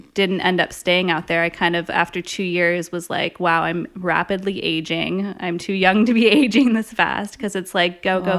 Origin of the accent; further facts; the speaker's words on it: San Diego, California, United States; also born or lived in Santa Barbara / New York; growing up in San Diego, I knew that I didn't want to go to LA.